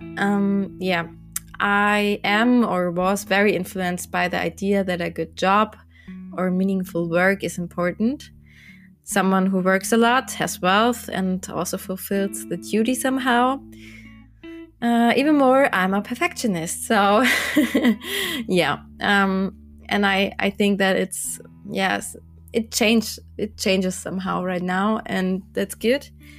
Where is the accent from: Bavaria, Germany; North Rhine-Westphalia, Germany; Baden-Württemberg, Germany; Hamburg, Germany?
Bavaria, Germany; Landshut; I'm from Landshut in Bavaria, Germany.